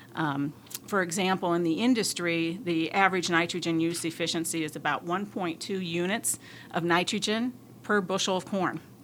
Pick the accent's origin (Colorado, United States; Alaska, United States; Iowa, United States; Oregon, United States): Iowa, United States; northeast; moved away; I grew up uh, on a grain and livestock farm in northeast Iowa